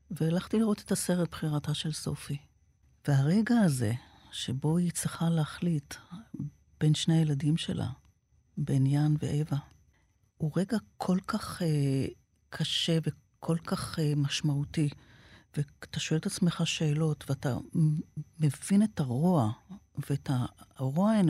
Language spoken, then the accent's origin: Hebrew; Haifa, Haifa District, Israel; גדלתי באזור שבו היו, בחיפה, המון המון ניצולי שואה.